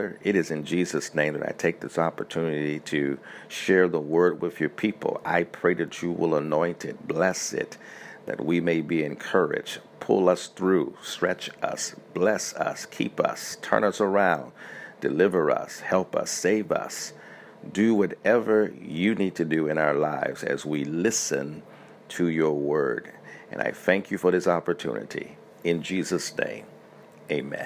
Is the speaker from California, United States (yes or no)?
no; Montgomery, Alabama, United States; also born or lived in Tuskegee, Alabama; I grew up in Montgomery, Alabama. I was born in Tuskegee, Alabama